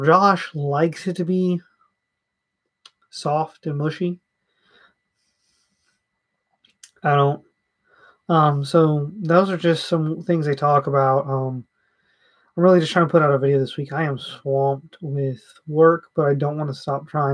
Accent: the South, United States; I'm from the South

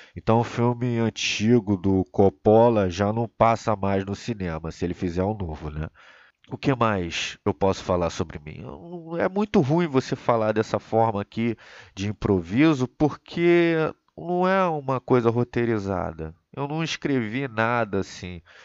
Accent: Rio de Janeiro, Brazil; eu sou natural do Rio de Janeiro, nasci em 1990

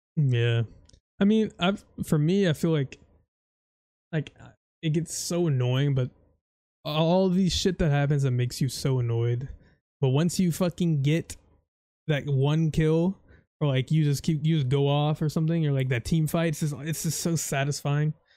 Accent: Florida, United States; I'm from Florida

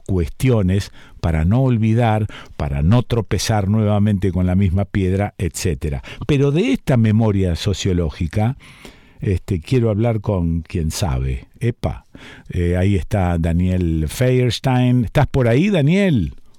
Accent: Argentina; pensarnos como argentinos

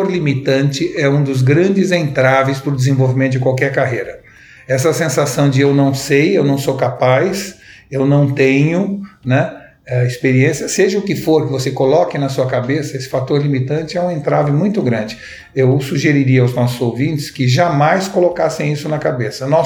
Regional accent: São Paulo, Brazil; also born or lived in Recife; meu pai, que é paulista, eu sou paulista também, mudou-se para Recife quando eu era jovem e aos 18 anos eu resolvi voltar para São Paulo para fazer faculdade aqui em São Paulo.

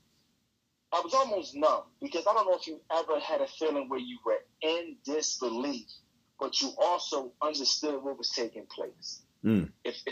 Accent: Baltimore, Maryland, United States; I'm from Baltimore

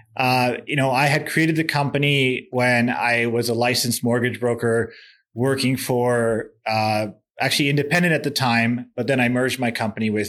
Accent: Edmonton, Alberta, Canada; I'm 35 years old, born and raised in Edmonton, Alberta.

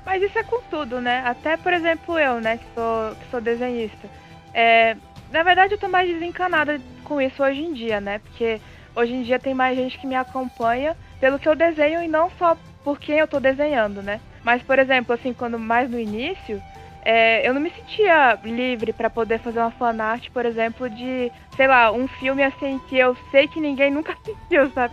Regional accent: Brasília, Federal District, Brazil; now in Cascavel, Brazil; eu moro em Cascavel, Paraná mas eu sou de Brasília.

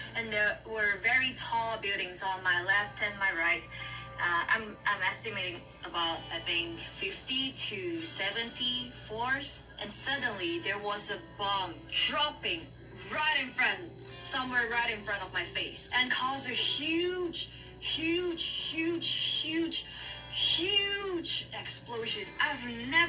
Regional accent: Malaysia; now in Taiwan; I'm a Malaysian who's currently living in Taiwan

